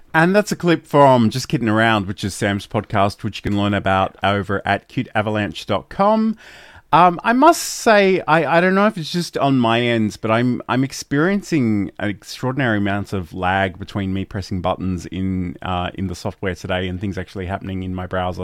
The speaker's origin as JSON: {"language": "English", "country": "Australia", "said": "I'm Australian"}